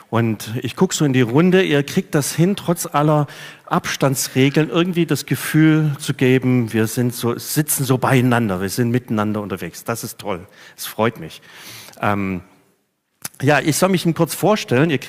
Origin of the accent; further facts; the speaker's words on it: Reutlingen, Baden-Württemberg, Germany; habe mich bekehrt in, in einer Baptistengemeinde in meiner Heimatstadt Reutlingen. Ich kann auch so schwätze, dass man hört, dass ich daherkomme.